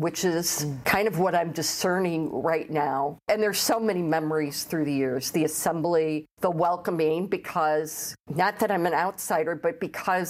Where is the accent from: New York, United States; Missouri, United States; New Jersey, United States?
Missouri, United States; St. Louis; I am from St. Louis, Missouri, lifelong, born and raised